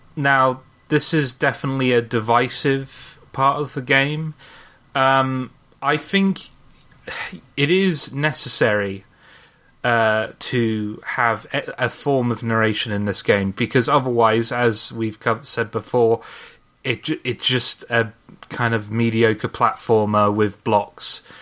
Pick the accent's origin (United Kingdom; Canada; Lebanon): United Kingdom; I am British